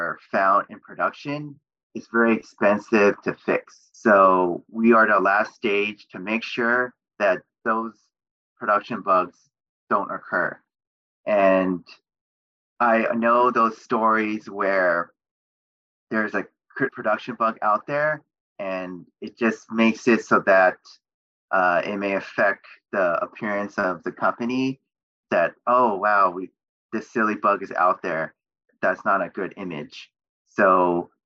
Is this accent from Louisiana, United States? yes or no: no; Bay Area, California, United States; I grew up in the Bay Area